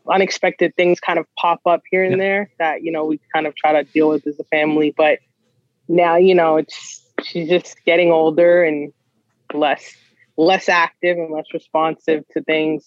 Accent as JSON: {"language": "English", "town": "Toronto", "region": "Ontario", "country": "Canada", "tie": "born or raised there", "said": "a kid from Scarborough"}